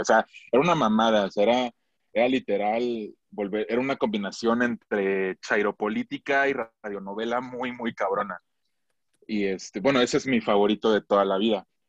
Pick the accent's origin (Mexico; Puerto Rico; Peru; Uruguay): Mexico; Michoacán; yo soy de Michoacán